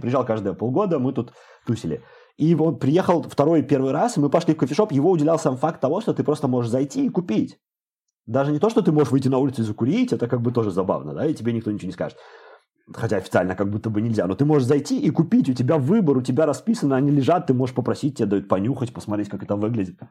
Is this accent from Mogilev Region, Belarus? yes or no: yes; Babruysk, Mogilev Region, Belarus; moved away as an adult; also born or lived in Minsk, Belarus; now in Amsterdam, Netherlands; в Бобруйске, я из Бобруйска